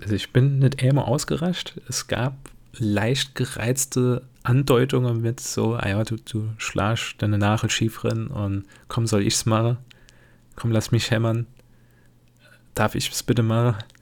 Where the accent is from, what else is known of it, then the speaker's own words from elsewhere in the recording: Germany; ich bin ein typischer Deutscher